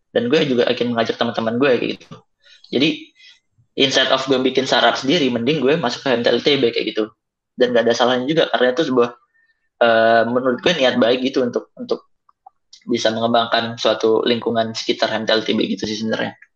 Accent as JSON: {"language": "Indonesian", "region": "Java", "country": "Indonesia", "said": "ya kan gue orang Jawa juga"}